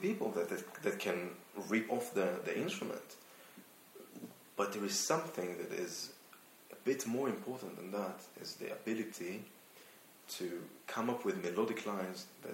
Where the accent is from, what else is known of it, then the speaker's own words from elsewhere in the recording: Israel; accent: Israeli; moved away; also born or lived in London; I'm from Israel, actually. Now I'm turning to the Israeli accent